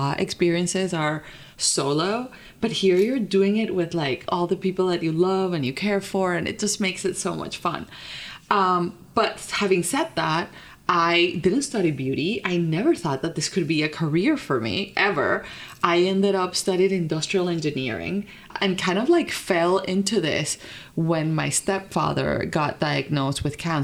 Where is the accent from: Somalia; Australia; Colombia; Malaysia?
Colombia; moved away as an adult; also born or lived in Vermont; I grew up in Colombia, like born, raised. And then after high school is when I started like living abroad